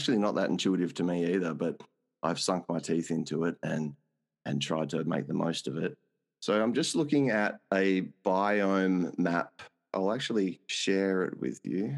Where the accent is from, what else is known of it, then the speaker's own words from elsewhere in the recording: Australia; as an Australian, we grow up dealing with the heat and the dry